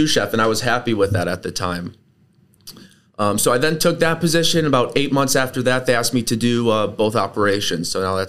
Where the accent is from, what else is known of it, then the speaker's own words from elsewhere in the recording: Buffalo, New York, United States; moved away as an adult; also born or lived in Providence, Rhode Island; I grew up in Buffalo, New York, was there until I graduated high school